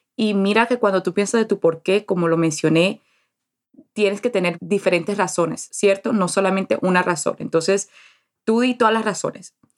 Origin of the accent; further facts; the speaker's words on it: Colombian Caribbean coast, Caribbean Region, Colombia; Como buena costeña, como buena colombiana